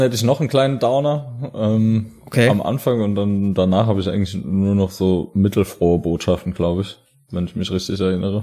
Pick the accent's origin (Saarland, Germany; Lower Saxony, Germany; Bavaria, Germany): Saarland, Germany; wir kommen ja aus der Bergbauregion Saarland